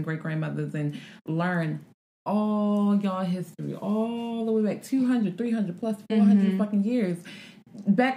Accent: United States; I am born and raised in America.

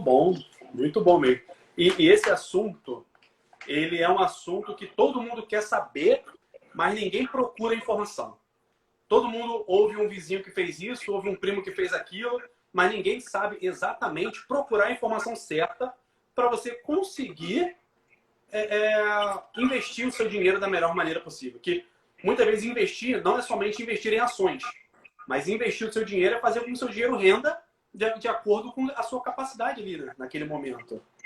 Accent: Rio de Janeiro, Brazil; Eu sou aqui do Rio.

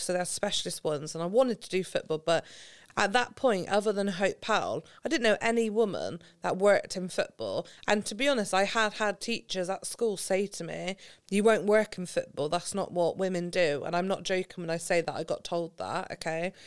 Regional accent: Gloucestershire, South West England, United Kingdom; So I'm from Gloucestershire, in case you can't tell from the accent. I, we grew up on a street

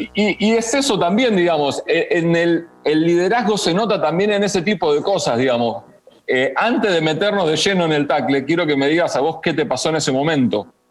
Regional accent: Argentina

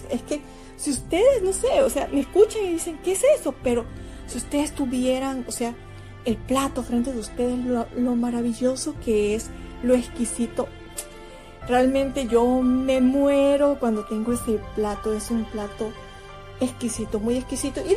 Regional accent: Guayaquil, Guayas, Ecuador; yo soy de Guayaquil, para muchos que, que me han preguntado, …, ¿De qué parte de Ecuador eres? Yo soy guayaquileña. Guayaquil es una ciudad bella.

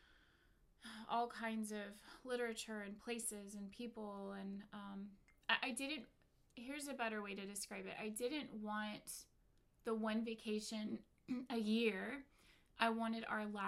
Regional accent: North Carolina, United States; also born or lived in Nashville, Tennessee / Georgia / Virginia; now in California, United States; I am from the South, North Carolina, born in Nashville, Tennessee

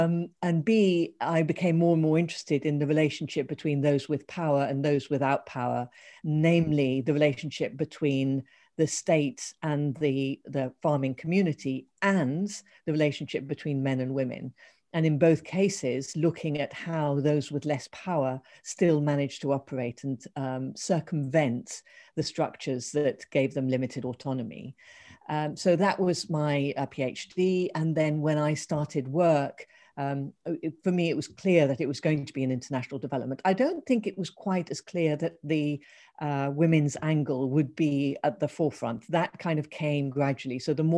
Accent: Ethiopia; and then growing up in Ethiopia and therefore the international aspect

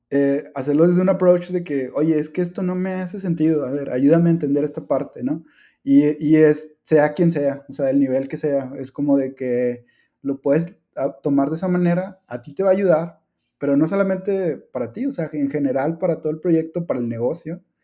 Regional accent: Mexico; la cultura que tenemos después como, como mexicanos

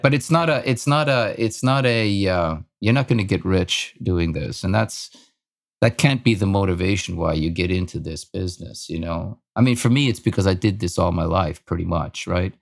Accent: Austria; moved away; I was born in Austria, in Europe, and, uh, lived in a small village.

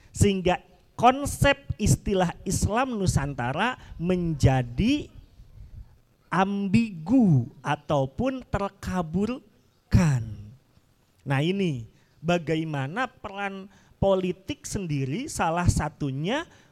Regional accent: Sunda, Indonesia; saya juga selaku orang Sunda

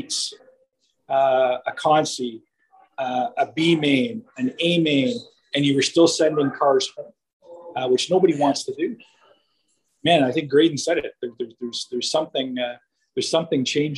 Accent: Canada; being a Canadian race fan

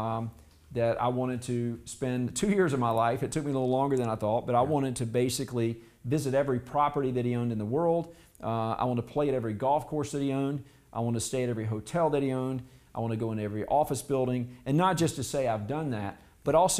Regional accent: South Carolina, United States; I grew up in South Carolina

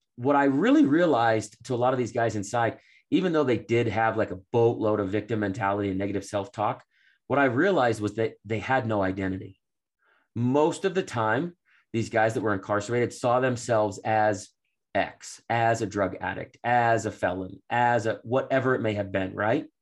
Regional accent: Framingham, Massachusetts, United States; I grew up in Boston

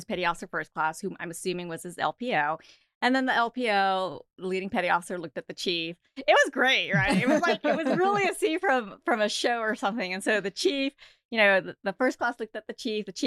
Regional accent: San Diego, California, United States; being from San Diego

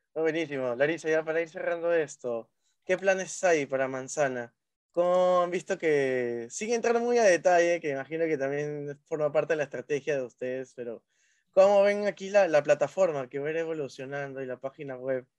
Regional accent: Chimbote, Ancash, Peru; yo soy de Chimbote

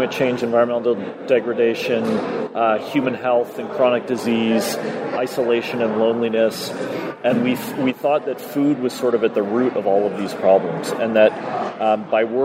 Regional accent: Toronto, Ontario, Canada; now in Collingwood, Canada; I grew up in Toronto

